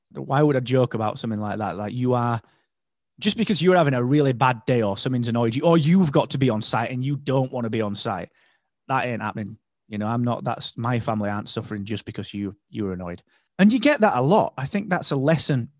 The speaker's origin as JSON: {"language": "English", "country": "United Kingdom", "said": "I was, if not the only British guy there, I was one of three"}